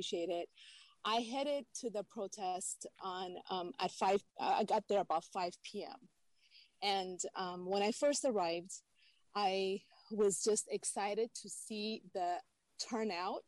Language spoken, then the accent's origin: English; Ethiopia; now in San Jose, United States; I'm originally from Ethiopia and lived through war in my native country as a child